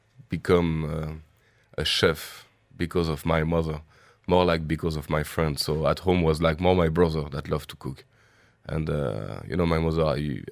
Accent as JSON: {"language": "English", "region": "Brittany", "country": "France", "tie": "born or raised there", "accent": "French", "second_language": "English", "moved": "yes", "lives_now": "Dubai, United Arab Emirates", "said": "I'm from France. I'm sure my accent says it. From Brittany, which is the west part of France"}